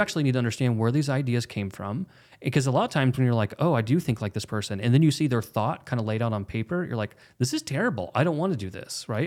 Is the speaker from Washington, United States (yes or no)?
no; Oklahoma, United States; we're both from Oklahoma